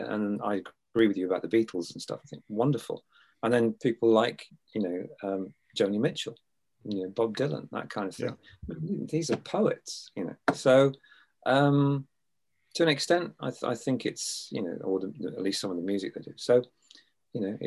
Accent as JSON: {"language": "English", "region": "England", "country": "United Kingdom", "said": "being English"}